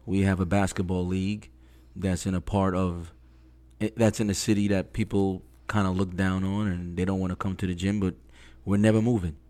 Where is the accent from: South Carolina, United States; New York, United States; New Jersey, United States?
New York, United States; New York City; moved away as an adult; also born or lived in Jamaica, Queens / Brooklyn; now in Florida, United States; I lived in Flushing, Queens up until age thirteen, and then I moved to Jamaica, Queens